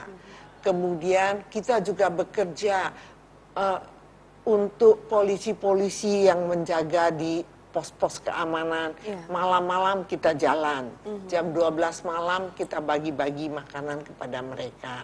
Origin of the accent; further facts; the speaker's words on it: Cirebon, West Java, Indonesia; saya lahir di kota Cirebon. Iya. Saya besar di kota Cirebon